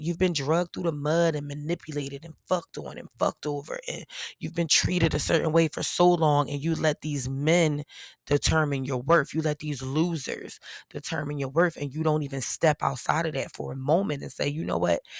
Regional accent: Philadelphia, Pennsylvania, United States; I'm from P A, I'm from Philly

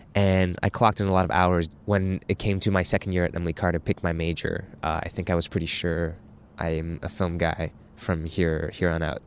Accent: Burnaby, British Columbia, Canada; I grew up in Burnaby, B C, about half an hour out of downtown Vancouver. And before that, uh, I immigrated here with my mother at the age of nine

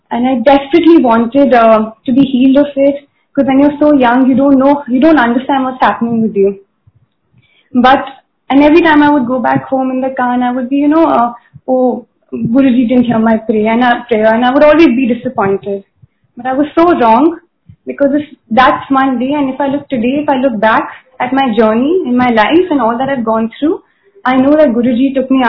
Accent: Mumbai, Maharashtra, India; I'm from Bombay.

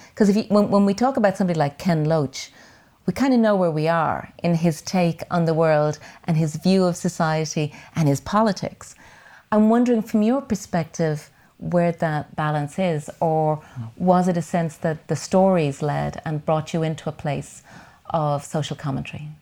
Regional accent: Dublin, Leinster, Ireland; I grew up in Whitehall at the other, uh, corner of Ballymun and the flats

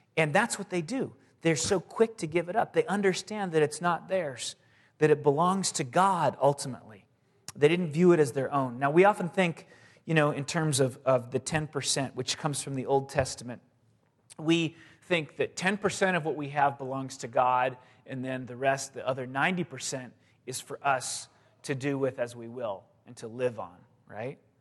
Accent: San Diego, California, United States; moved away; I grew up in San Diego, and I went to the beach all the time, and my parents still live there

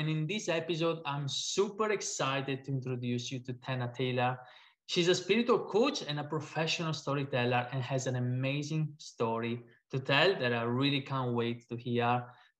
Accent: Italy; I come from Italy, so kind of neighbors.

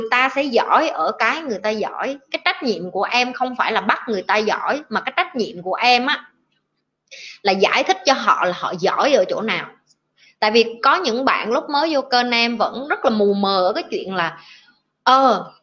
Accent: Tam Kỳ, Quang Nam, Vietnam; born there; anh ở ngay chợ tâm kỳ luôn vì sinh ở tâm kỳ nên anh hiểu anh nghe giọng em rất thân thương

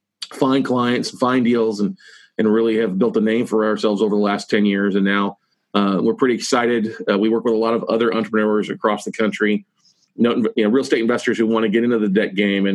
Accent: near Corpus Christi, South Texas, United States; So I grew up in South Texas, a little small town outside of Corpus Christi, Texas. Little, you know, 3,500 people when we moved there when I was a young kid. Grew up there.

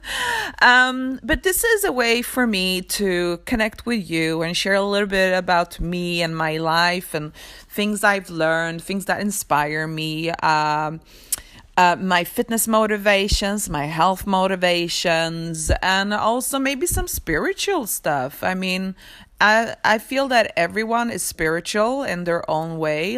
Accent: Sweden; also born or lived in Poland; I was born in Poland, but I live in Sweden. I moved to Sweden when I was two years old

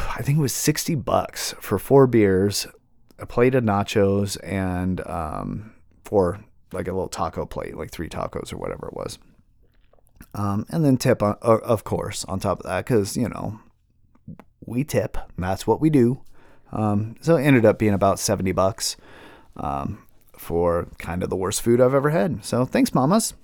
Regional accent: Seattle, Washington, United States; Growing up in Seattle, um, you know, in the eighties and nineties and early two thousands

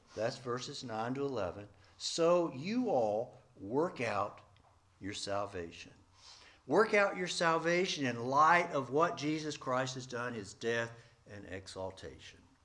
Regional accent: East Point, Georgia, United States; moved away; also born or lived in Atlanta, Georgia / central Nebraska; I was born in downtown Atlanta, Georgia Baptist Hospital, raised in East Point

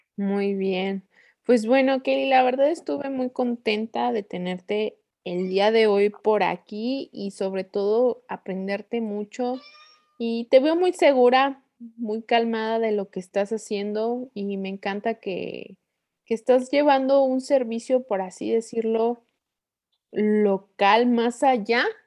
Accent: Torreón, Coahuila, Mexico; now in Querétaro, Mexico; de donde yo soy, bueno, soy de Torreón, Coahuila

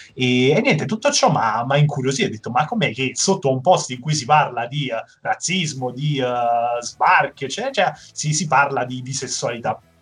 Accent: Naples, Campania, Italy; Da buon napoletano

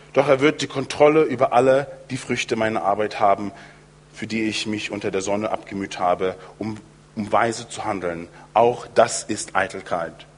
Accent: United States; moved away; in den USA, wo ich aufgewachsen bin

